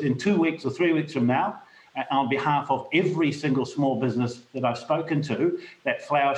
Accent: Rotorua, Bay of Plenty, New Zealand; my hometown of Rotorua

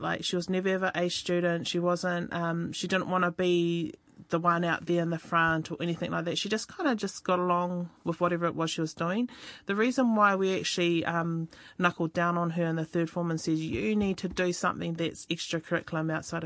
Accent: Napier, Hawke's Bay, New Zealand; I grew up in Marae Nui

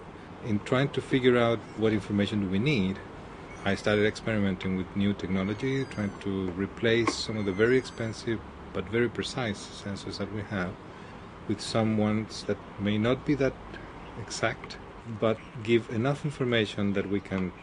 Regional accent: Santiago, Santiago Metropolitan Region, Chile; now in New Zealand; I'm from Santiago, which is a city that's been on the rankings of the highly polluted ones for quite some time.

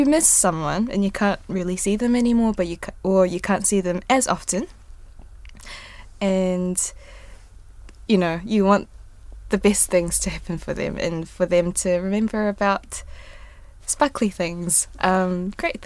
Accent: New Zealand; first language Korean; English is a second language; also born or lived in South Korea; when I was growing up in New Zealand, I came in 2000

